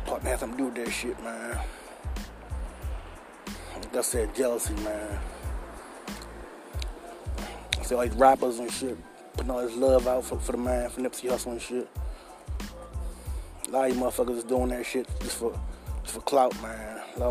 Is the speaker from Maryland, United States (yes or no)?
yes; Baltimore, Maryland, United States; I rep my city to the fullest. I'm out here every day, all day. Born and raised in West Baltimore